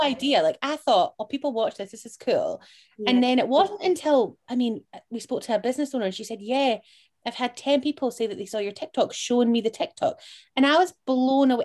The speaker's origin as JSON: {"language": "English", "town": "Edinburgh", "region": "Scotland", "country": "United Kingdom", "said": "I'm from Portobello"}